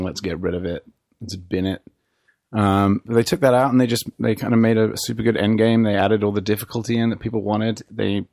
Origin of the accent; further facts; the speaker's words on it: England, United Kingdom; accent: British; moved away as an adult; now in United States; from England. I am now here in America, where I have moved to work